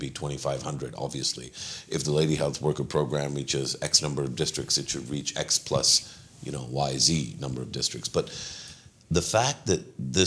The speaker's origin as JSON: {"language": "English", "country": "Pakistan", "said": "as a Pakistani"}